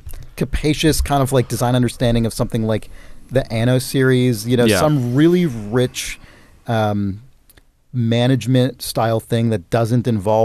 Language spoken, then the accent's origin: English; United Kingdom; As a Brit, I never had any exposure to this system, instead being much more familiar with regional machines such as the BBC Micro and the ZX Spectrum.